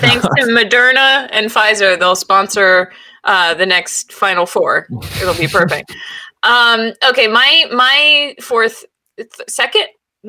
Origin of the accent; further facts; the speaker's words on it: New England, United States; I feel like I'm a bad New Englander because I think everything is funny that makes fun of Boston.